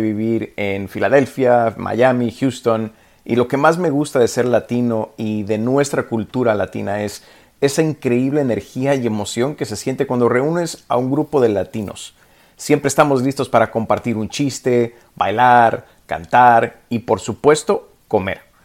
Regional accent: Nicaragua; now in Maryland, United States; soy nicaragüense viviendo en Maryland.

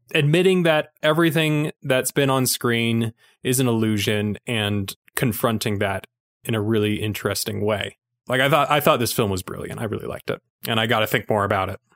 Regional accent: Utah, United States; accent: Utah; my Utah accent

